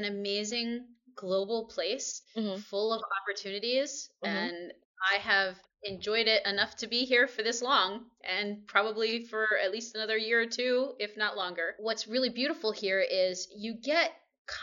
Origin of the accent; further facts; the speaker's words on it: Allentown, Pennsylvania, United States; moved away as an adult; also born or lived in New York / Maryland / Seoul, South Korea; now in Shanghai, China; I'm originally from Pennsylvania, mm-hmm. so I'm in Allentown